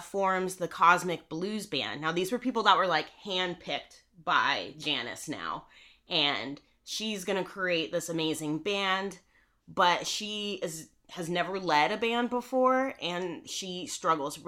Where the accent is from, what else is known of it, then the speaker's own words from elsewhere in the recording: Monterey, California, United States; my hometown, Monterey, California